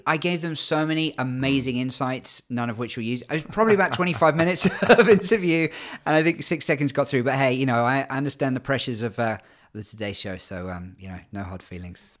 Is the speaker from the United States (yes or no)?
no; England, United Kingdom; accent: English; despite the English accent, I'm half Canadian